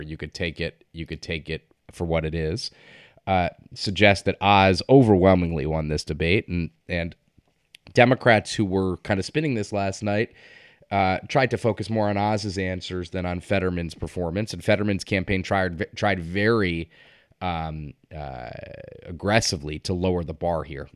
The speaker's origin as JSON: {"language": "English", "region": "Connecticut", "country": "United States", "tie": "born or raised there", "said": "my home state in Connecticut, not my home district"}